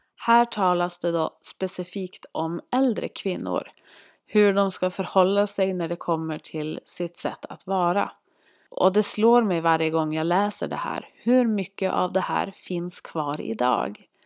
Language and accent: Swedish; Norrland, Sweden; accent: Norrland dialect; Vi bor tillsammans uppe i Norrland, vilket ni kanske hör på min dialekt